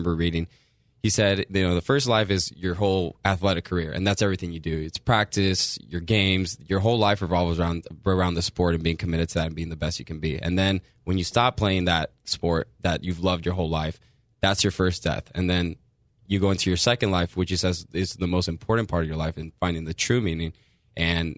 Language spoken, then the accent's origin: English; Chula Vista, California, United States; first language Spanish; English is a second language; also born or lived in Tijuana, Mexico; I'm from Chula Vista